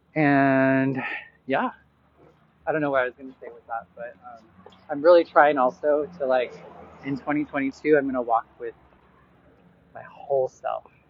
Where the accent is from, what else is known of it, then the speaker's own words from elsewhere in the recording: Boise, Idaho, United States; moved away as an adult; now in Chicago, United States; 10 years ago that I moved from Boise, Idaho, that I moved from here to Chicago and started my journey away from Idaho.